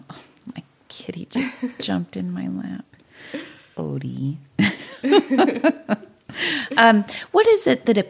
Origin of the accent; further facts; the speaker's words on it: Nipomo, California, United States; I grew up in Napomo